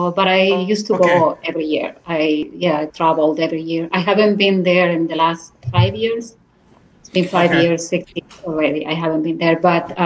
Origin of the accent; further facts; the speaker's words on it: Venezuela; accent: Spanish; English is a second language; Everybody liked the accent, a Spanish accent, an exotic accent. And then, by the way, I also speak Arabic, right? My parents were Lebanese. So my parents were Lebanese immigrants to Venezuela, so I also speak Arabic.